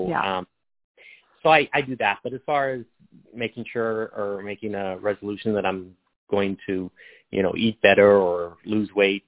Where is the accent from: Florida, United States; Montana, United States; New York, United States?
Montana, United States; I came from Montana.